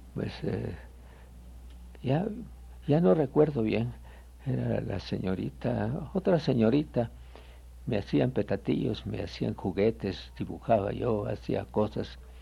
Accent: Guatemala; moved away as an adult; also born or lived in Quetzaltenango, Guatemala; now in Mexico; yo nací en Guatemala, me llevaron de pequeño a Quetzaltenango, la segunda ciudad de la República. Pasamos allí hasta los 11 años de mi edad.

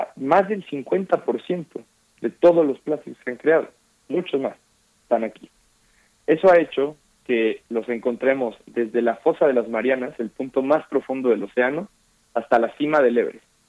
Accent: Mexico; como mexicanas y mexicanos

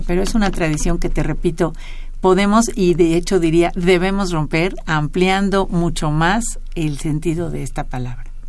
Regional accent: Mexico; A los mexicanos nos obsesiona saber qué somos, quiénes somos

